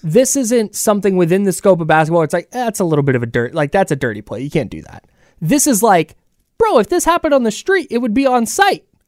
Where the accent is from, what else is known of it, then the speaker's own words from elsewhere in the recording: Bay Area, California, United States; I grew up in the Bay Area